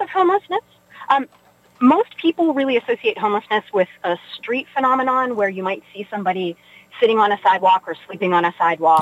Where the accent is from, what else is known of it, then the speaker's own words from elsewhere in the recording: Weirton, West Virginia, United States; moved away as an adult; also born or lived in Pittsburgh; I grew up in Weirton, West Virginia